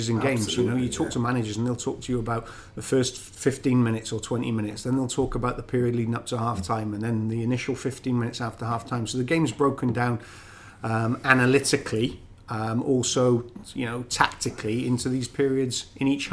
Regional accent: Wales, United Kingdom; accent: Welsh; moved away as an adult; now in Canada; I'll never lose my Welsh accent

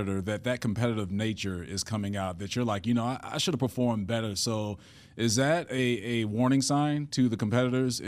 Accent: Chicago, Illinois, United States; I'm from Chicago

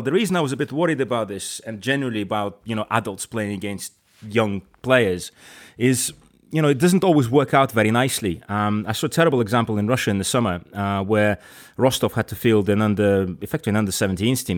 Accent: Crosby, North West England, United Kingdom; moved away; I grew up in Crosby.

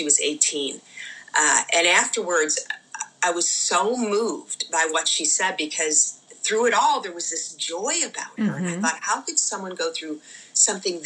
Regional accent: Buffalo, New York, United States; now in Oakton, Virginia, United States; I grew up in the Buffalo area.

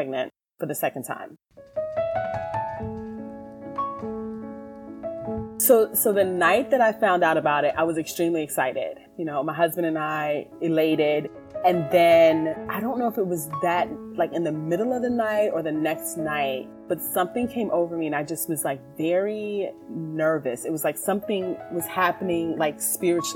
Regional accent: Williamsburg, Virginia, United States; moved away; I am originally from Williamsburg, Virginia

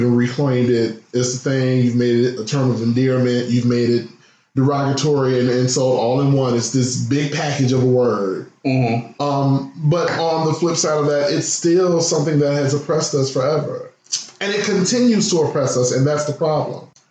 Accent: Midwest, United States; I come from the Midwest

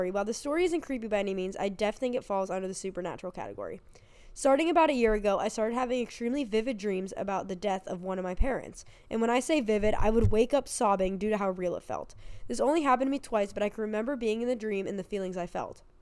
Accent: Jacksonville, Florida, United States; Back when I was eight or nine, I grew up in Jacksonville, Florida, and we learned at school that a classmate, Maddie, had gone missing.

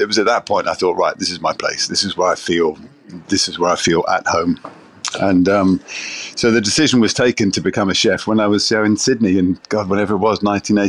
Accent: South Africa; now in United Kingdom; I grew up in South Africa. Food in South Africa, certainly in those days, was pretty basic stuff.

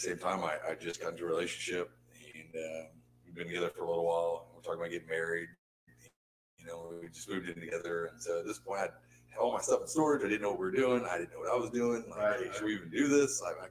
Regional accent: outside of Houston, Texas, United States; moved away as an adult; also born or lived in San Diego, California / Waveland, Mississippi; I'm from, you know, from outside of Houston and living in San Diego.

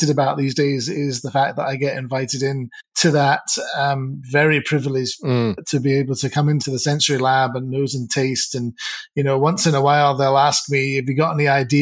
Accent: Edinburgh, Scotland, United Kingdom; moved away as an adult; also born or lived in St Andrews; now in Dallas, United States; born and raised in Edinburgh

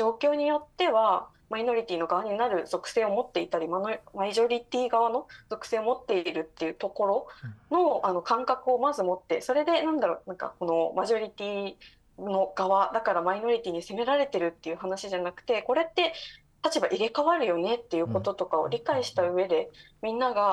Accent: Okinawa, Japan; 私はその沖縄県出身だって沖縄にルーツがある人

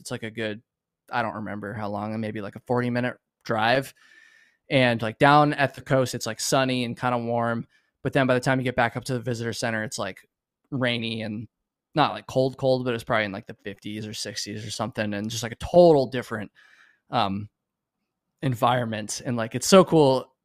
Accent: Vermont, United States; moved away; a good friend of mine that I grew up with in Vermont

